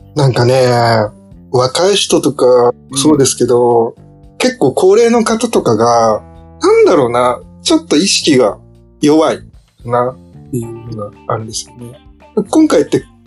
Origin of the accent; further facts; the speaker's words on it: Hamamatsu, Shizuoka, Japan; 僕の地元も結構染め浜松なんですけど、染め有名なんですけど